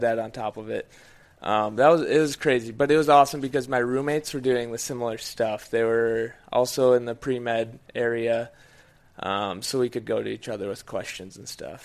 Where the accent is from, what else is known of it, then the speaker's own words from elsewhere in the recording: Menomonie, Wisconsin, United States; I grew up in a little town in Wisconsin called Menominee